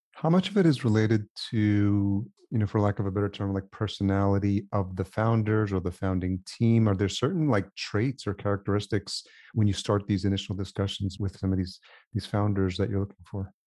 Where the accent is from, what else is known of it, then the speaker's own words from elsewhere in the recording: Yonkers, New York, United States; moved away; I grew up in Yonkers